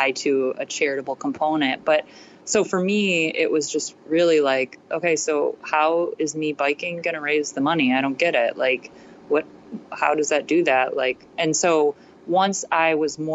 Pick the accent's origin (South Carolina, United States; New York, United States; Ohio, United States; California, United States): Ohio, United States; also born or lived in Australia; I'm from Ohio.